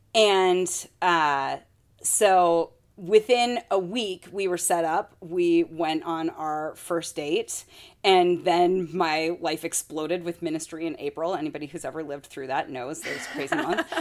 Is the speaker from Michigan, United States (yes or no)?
yes; Michigan, United States; now in Minnesota, United States; I'm from Michigan